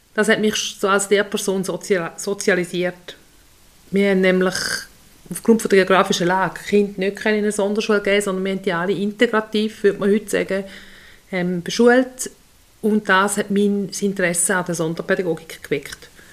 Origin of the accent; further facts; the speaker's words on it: Untertoggenburg, St. Gallen, Switzerland; also born or lived in Solothurn / Appenzellerland; bin ich hier im Untertoggenburg aufgewachsen mit drei Brüdern